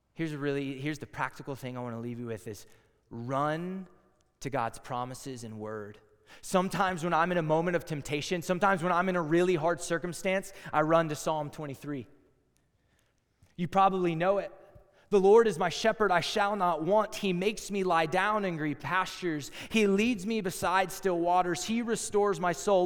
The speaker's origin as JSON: {"language": "English", "region": "Texas", "country": "United States", "also_born_or_lived": "Iowa", "moved": "as an adult", "said": "I'm from Texas"}